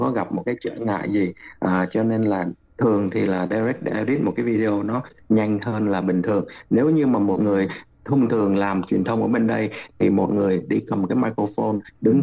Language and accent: Vietnamese; Ho Chi Minh City, Vietnam; moved away